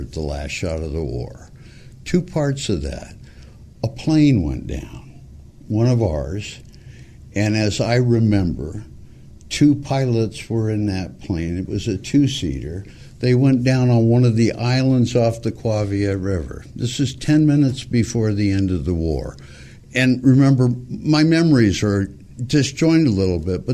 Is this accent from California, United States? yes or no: yes; Montebello, California, United States; born or raised there